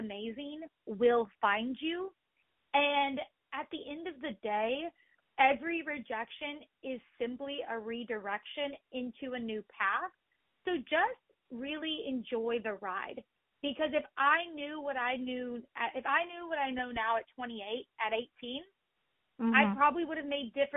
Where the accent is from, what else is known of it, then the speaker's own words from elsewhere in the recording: Oklahoma, United States; I grew up in Oklahoma on a farm.